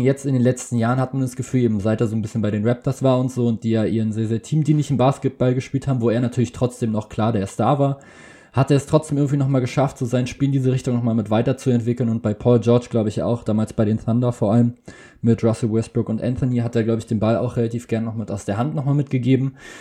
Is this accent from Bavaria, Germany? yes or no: no; Berlin, Germany; ich komme aus Berlin